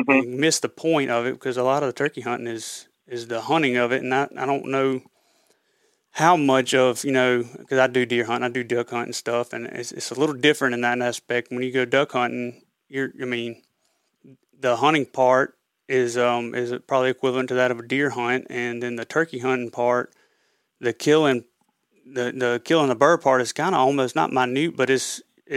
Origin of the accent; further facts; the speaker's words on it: Raymond, Mississippi, United States; also born or lived in New Orleans, Louisiana; I just moved back from New Orleans, Louisiana, up back to my hometown of Raymond, Mississippi